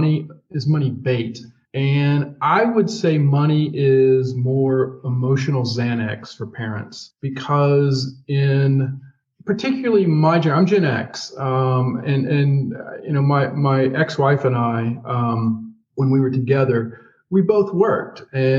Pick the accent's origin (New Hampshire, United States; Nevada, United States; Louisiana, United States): Louisiana, United States; I'm from Louisiana.